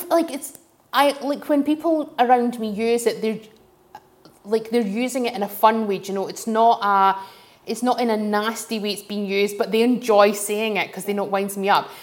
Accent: Glasgow / Dundee, Scotland, United Kingdom; growing up in Glasgow, growing up in Dundee

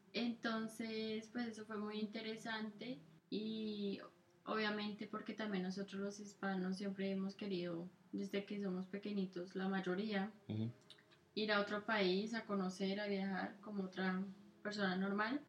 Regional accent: Colombia; accent: Colombian mixed with Italian; moved away as an adult; also born or lived in Italy; now in United States; mi acento todavía es colombiano, es como un mix entre colombiano y italiano

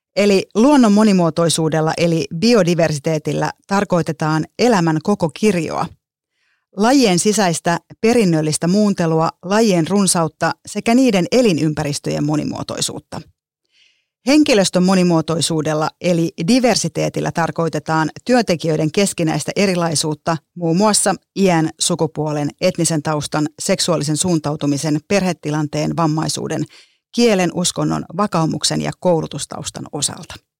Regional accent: Lahti, Päijät-Häme, Finland; Mä oon kotoisin Lahesta huomatkaa ilman d niin kuin lahtelaiset ei osaa d käyttää

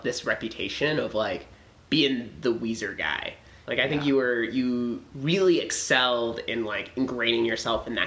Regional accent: Texas, United States; moved away; We're both from Texas

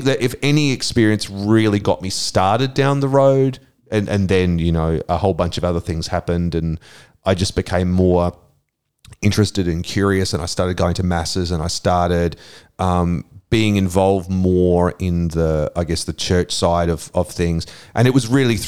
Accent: Brisbane, Queensland, Australia; I grew up in Brisbane in the 1970s.

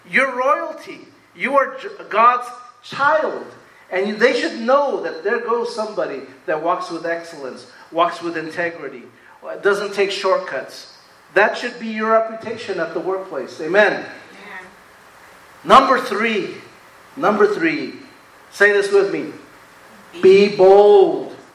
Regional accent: Rutherford, California, United States; And this was great growing up in Rutherford because we had country out there.

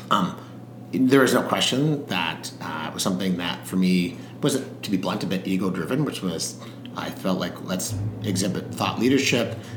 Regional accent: South Africa; I was born in South Africa

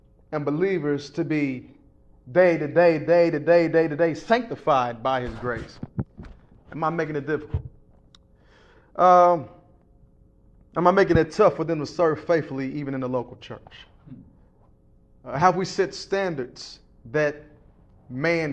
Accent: Lexington, Kentucky, United States; grew up in Lexington, Kentucky

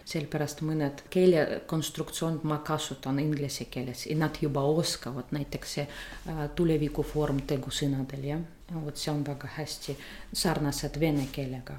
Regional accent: Saint Petersburg, Russia; first language Russian; Estonian is a second language; moved away as an adult; now in Tartu, Estonia; olen pärit Peterburist, isegi Leningradist, jah. olen neljas põlvkond, kes elab seal Peterburis

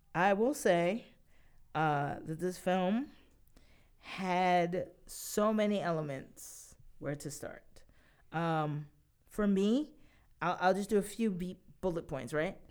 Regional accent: New York, United States; I am a New Yorker, born and raised.

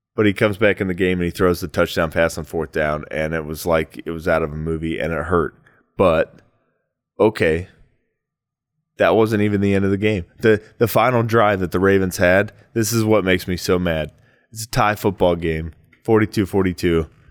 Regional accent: Ohio, United States; now in Phoenix, United States; I'm from Ohio and I live in Phoenix

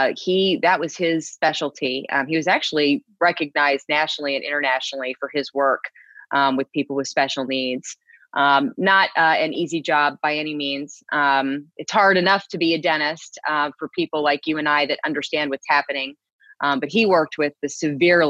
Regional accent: Houston, Texas, United States; moved away; I'm a Texan, born and raised. I was born in Houston

